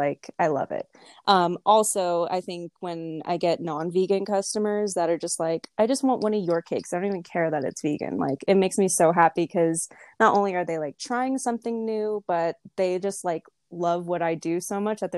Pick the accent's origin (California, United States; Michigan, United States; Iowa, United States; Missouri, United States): California, United States; Simi Valley; moved away; also born or lived in Los Angeles; I grew up in a small town, it's called Simi Valley